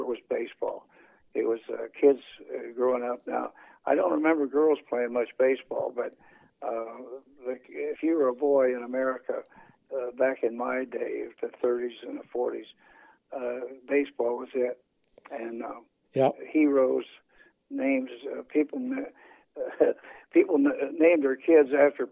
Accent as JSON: {"language": "English", "town": "Anderson", "region": "Indiana", "country": "United States", "tie": "born or raised there", "said": "It came to my hometown in 1965, and we hosted the World Series in Anderson, Indiana"}